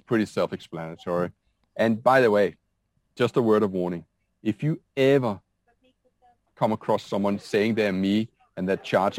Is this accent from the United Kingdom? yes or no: no; Denmark; I'm from Denmark.